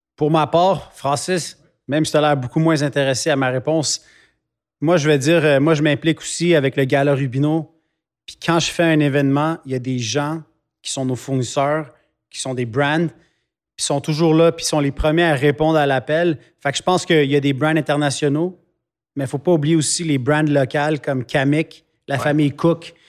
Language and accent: French; Quebec, Canada; mes racines sont ici. C'est ici que j'ai fondé une famille. Mhm. C'est ici qu'on a fondé une business. Fait qu'à la fin, je suis québécois